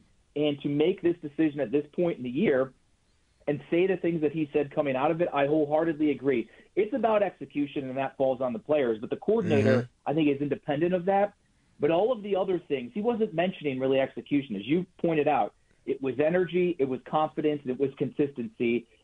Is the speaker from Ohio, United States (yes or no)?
yes; Cleveland, Ohio, United States; I'm from Cleveland